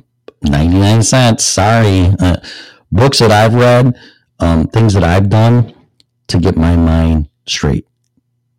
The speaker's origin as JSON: {"language": "English", "region": "Illinois", "country": "United States", "said": "I'm from Illinois"}